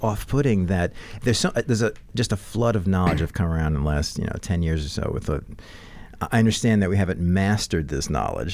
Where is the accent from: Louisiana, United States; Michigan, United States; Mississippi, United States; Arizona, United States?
Louisiana, United States; New Orleans; I'm growing up in New Orleans